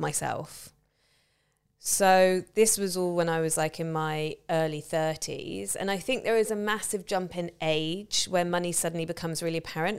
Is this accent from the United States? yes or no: no; England, United Kingdom; I'm white and I'm a woman and I'm English